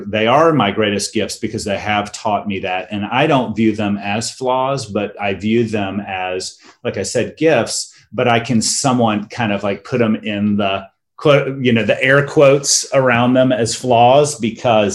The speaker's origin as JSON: {"language": "English", "region": "North Florida", "country": "United States", "tie": "born or raised there", "moved": "yes", "lives_now": "Northern California, United States", "said": "I grew up canoeing on North Florida rivers and spending half my time down at the beach in the summer at our beach cottage"}